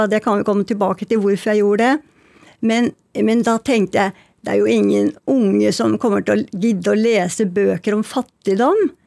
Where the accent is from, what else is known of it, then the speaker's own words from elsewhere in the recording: Oslo, Norway; jeg kjenner igjen alt i bøkene fra mitt liv da jeg vokste opp på Bjølsen.